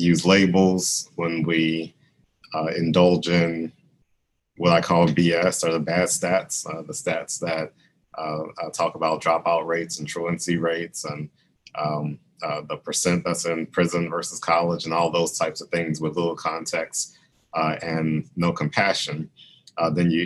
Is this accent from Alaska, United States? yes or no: no; Baton Rouge, Louisiana, United States; moved away as an adult; I was a professor at Southern University in Baton Rouge, Louisiana, which is also my hometown.